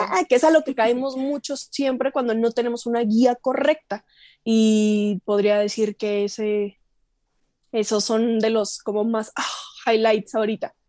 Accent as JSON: {"language": "Spanish", "region": "Chihuahua", "country": "Mexico", "tie": "born or raised there", "moved": "as an adult", "lives_now": "Mexico City, Mexico", "said": "yo crecí en Chihuahua, yo soy de aquí, pero a los tres años nos fuimos a Chihuahua y en Chihuahua pues me eduqué y todo"}